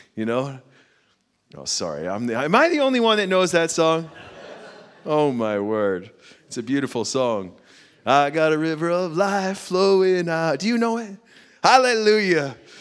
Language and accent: English; United States; I'm American, I have six children